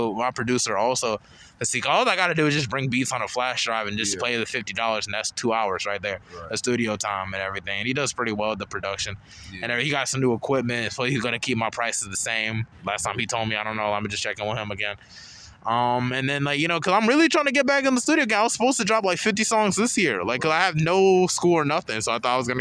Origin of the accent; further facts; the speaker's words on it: Charlotte, North Carolina, United States; we grew up in Charlotte for, like, a while